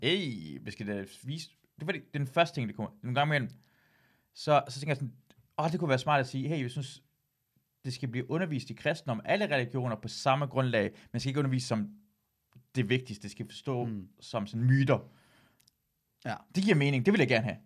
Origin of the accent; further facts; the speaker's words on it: Iran; jeg er iraner